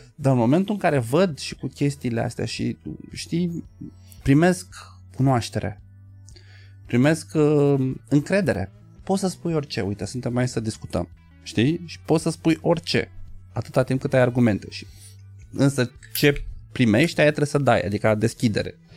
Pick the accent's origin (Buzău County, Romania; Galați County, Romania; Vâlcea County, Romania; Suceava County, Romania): Galați County, Romania; Galați; eu ești din Galați